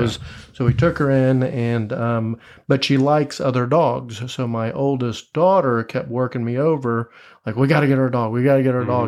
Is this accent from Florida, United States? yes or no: yes; Tampa, Florida, United States; moved away as an adult; also born or lived in Gainesville, Florida / Fort Myers, Florida / Tallahassee, Florida; now in Jacksonville, United States; born and raised in Tampa, Florida. Was there, uh, up until I graduated high school